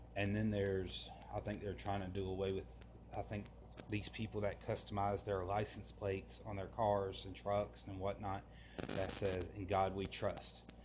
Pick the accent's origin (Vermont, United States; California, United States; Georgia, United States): Georgia, United States; Forest Park; my hometown in in Forest Park, Georgia